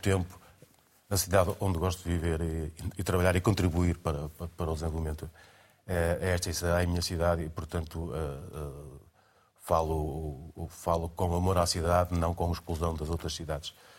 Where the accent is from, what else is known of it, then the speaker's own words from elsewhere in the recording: Porto, Porto District, Portugal; eu nasci no Porto